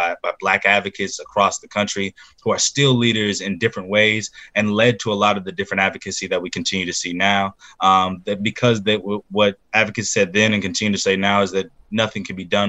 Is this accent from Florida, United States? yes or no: no; Georgia, United States; My people come from the state of Alabama. I was born and raised in Georgia